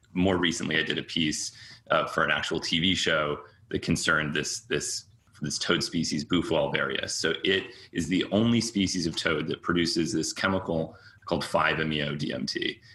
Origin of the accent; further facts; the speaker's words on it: Cambridge, Massachusetts, United States; also born or lived in New York; I was born there and lived there as a young child, but I was raised mostly in Cambridge, Massachusetts